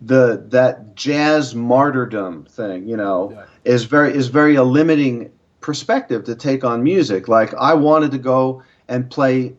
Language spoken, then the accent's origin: English; New York, United States; moved away; also born or lived in Boston; I'm a New Yorker.